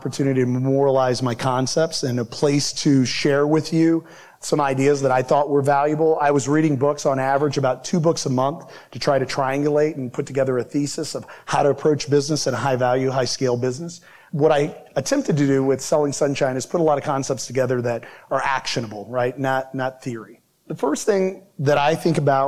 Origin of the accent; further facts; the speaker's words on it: Midwest, United States; I'm from the Midwest